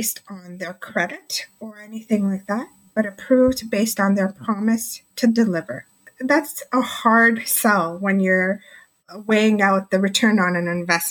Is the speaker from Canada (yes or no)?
yes; Markham, Ontario, Canada; I'm from Markham, Ontario, and that's just the outskirts of the GTA